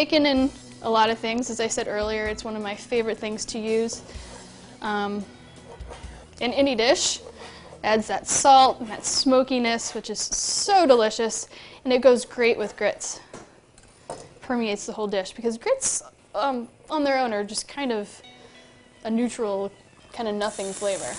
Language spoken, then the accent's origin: English; Virginia, United States; Growing up in Virginia, we ate a lot of grits